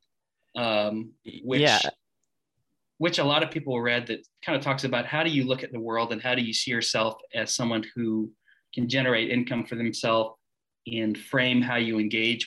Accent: Springfield, Missouri, United States; I grew up in the Ozarks

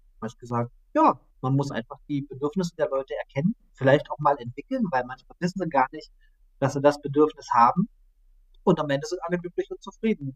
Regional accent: Saxony-Anhalt, Germany; moved away; also born or lived in Stuttgart; momentan zurück Herbst in meine Heimat nach Sachsen-Anhalt, habe viele Jahre in Stuttgart verbracht

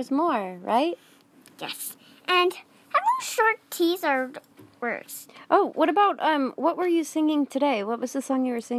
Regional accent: Wisconsin, United States; Well, Ponyland is where I'm staying right now, but I'm actually from Wisconsin.

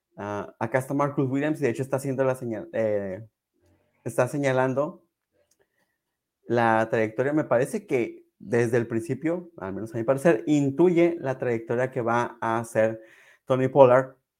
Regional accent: Mexico; como buen mexicano

